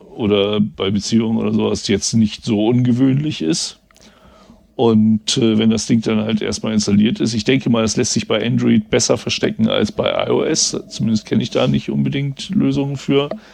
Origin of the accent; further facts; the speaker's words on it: West Germany, Germany; ich bin ja ein Wessi